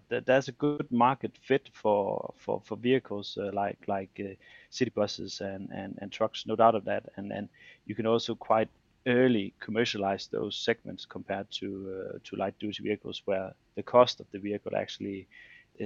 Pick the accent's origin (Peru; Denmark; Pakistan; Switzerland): Denmark; I'm from Denmark